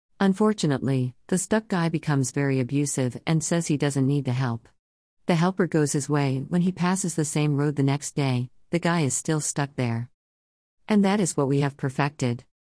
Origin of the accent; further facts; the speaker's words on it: Kenya; inasmuch as we are from Kenya, let us be judged on the scales of personal integrity and dignity.